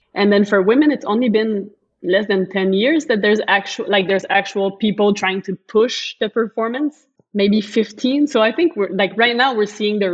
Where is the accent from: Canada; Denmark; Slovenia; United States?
Canada; Montreal, Quebec; I'm from Montreal